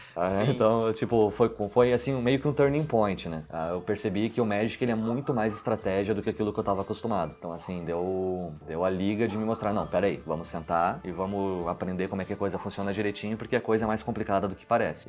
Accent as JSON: {"language": "Portuguese", "town": "Porto Alegre", "region": "Rio Grande do Sul", "country": "Brazil", "tie": "born or raised there", "also_born_or_lived": "São José dos Campos, São Paulo / Santa Catarina", "moved": "as an adult", "lives_now": "Guarulhos, Brazil", "said": "eu nasci, me criei em Porto Alegre, fiquei lá até os 25 anos de idade."}